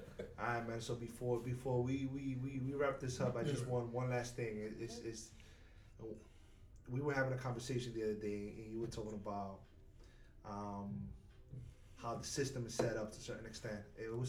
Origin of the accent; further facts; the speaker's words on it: New York, United States; moved away; I'm from New York. So living in New York